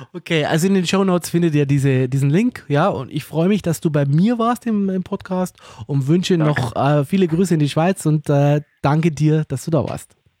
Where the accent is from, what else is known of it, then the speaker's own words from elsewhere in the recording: Germany; bei uns in Deutschland